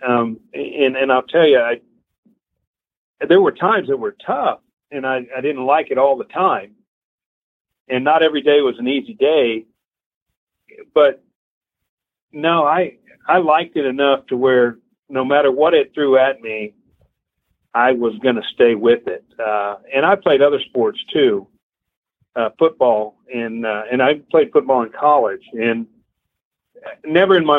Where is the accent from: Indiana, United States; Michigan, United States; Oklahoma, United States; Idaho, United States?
Oklahoma, United States; Midwest City; moved away as an adult; also born or lived in Fort Collins, Colorado; now in Houston, United States; I grew up in Midwest City, Oklahoma.